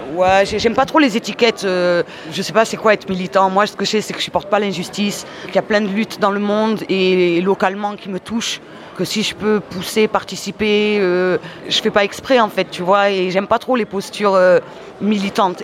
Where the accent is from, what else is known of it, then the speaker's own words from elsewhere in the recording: Marseille, Provence-Alpes-Côte d'Azur, France; j'ai grandi à Marseille